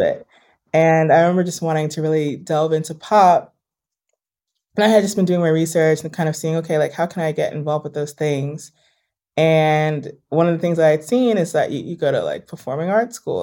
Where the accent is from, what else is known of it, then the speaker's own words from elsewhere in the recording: New York, United States; also born or lived in Los Angeles; I am born and raised in New York